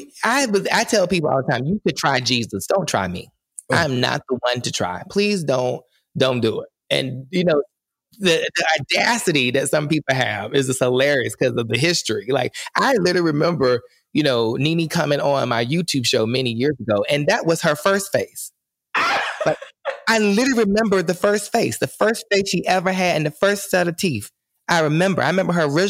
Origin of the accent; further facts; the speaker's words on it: North Carolina, United States; I am from North Carolina